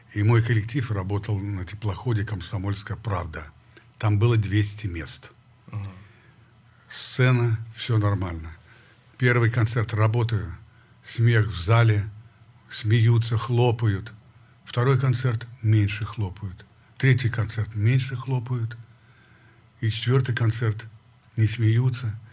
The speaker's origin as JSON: {"language": "Russian", "town": "Perm", "region": "Perm Krai", "country": "Russia", "moved": "yes", "said": "я из Перми, Россия"}